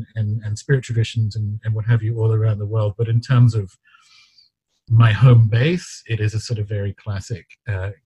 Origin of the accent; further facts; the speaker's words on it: Newcastle, New South Wales, Australia; I grew up in Newcastle, Australia